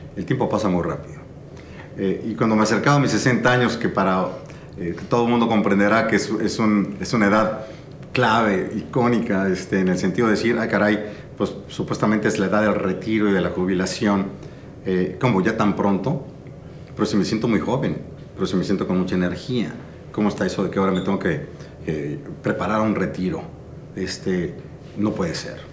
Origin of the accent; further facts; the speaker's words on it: Mexico City, Mexico; nací en la Ciudad de México, mis padres eran de Tampico, nos tuvieron en la Ciudad de México y bueno, eh, soy, cursé con maristas 12 años, jesuitas 5 años en la Ibero